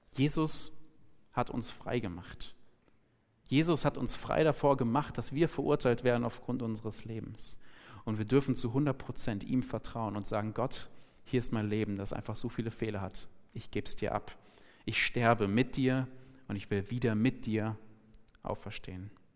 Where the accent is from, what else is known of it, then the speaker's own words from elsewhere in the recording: Germany; ich bin Deutscher, ich habe einen deutschen Pass